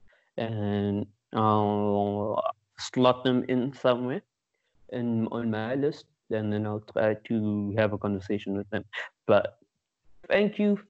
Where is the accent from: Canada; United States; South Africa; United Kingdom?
South Africa; Pretoria, Gauteng; moved away as an adult; now in Cape Town, South Africa; I'm from Pretoria, currently in Cape Town for work purposes